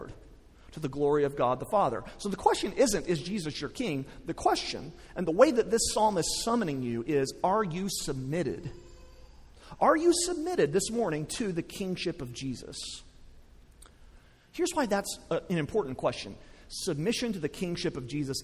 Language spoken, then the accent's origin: English; West Texas, United States; I grew up in West Texas